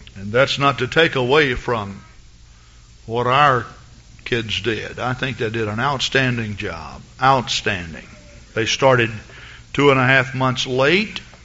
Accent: Henderson, Texas, United States; moved away; I'm from Henderson, Texas

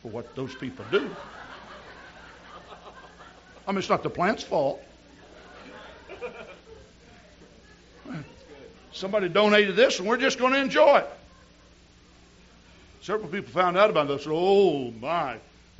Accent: near Hot Springs, Arkansas, United States; Hot Springs, Arkansas, which is near my hometown

